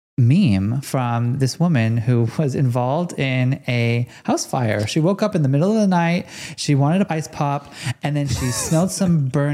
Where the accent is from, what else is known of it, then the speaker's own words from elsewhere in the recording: California, United States; now in Melbourne, Australia; I'm from California.